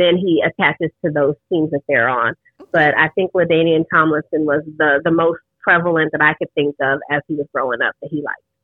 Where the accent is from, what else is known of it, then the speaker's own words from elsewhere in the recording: New York, United States; moved away; I'm originally from New York